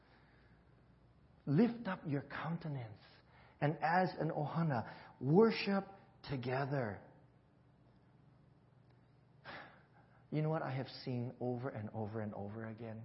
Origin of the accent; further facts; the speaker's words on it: Hawaii, United States; growing up in Hawaii, that's exactly how we spoke